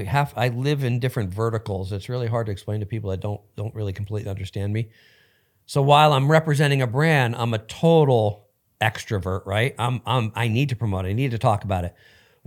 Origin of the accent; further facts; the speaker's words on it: New Jersey, United States; now in Los Angeles, United States; No, I grew up in New Jersey.